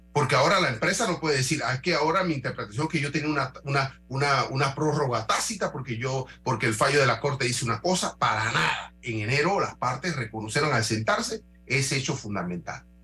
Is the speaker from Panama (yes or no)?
yes; Panama; como panameño